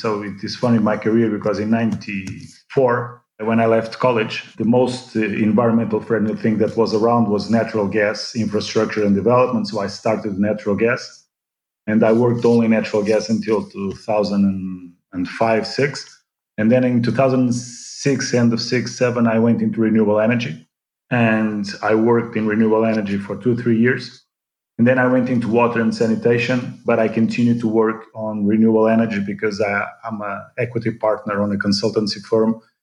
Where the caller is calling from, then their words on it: Lisbon, Portugal; I'm calling in from Lisbon on a lockdown situation